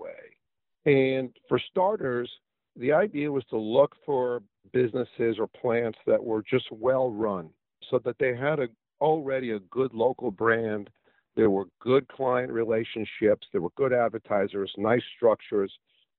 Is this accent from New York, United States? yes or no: yes; New York, United States; moved away as an adult; now in Pensacola, United States; I come from New York